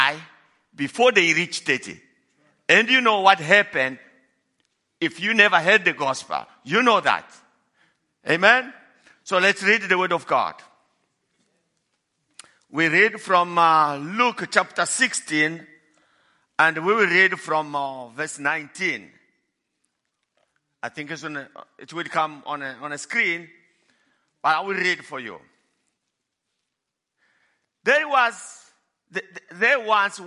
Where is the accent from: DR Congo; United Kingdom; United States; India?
DR Congo; moved away as an adult; now in Johannesburg, South Africa; I was born in Congo, Democratic Republic of Congo, in a village that is far from everything.